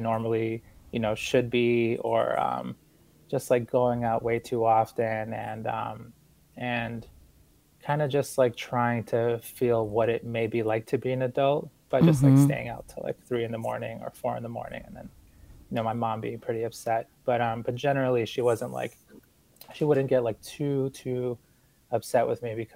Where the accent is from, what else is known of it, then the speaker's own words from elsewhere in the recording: Boston, Massachusetts, United States; also born or lived in Ecuador; I was born in Ecuador, but I came to the United States with my family when I was about 4 years old, and we moved to Boston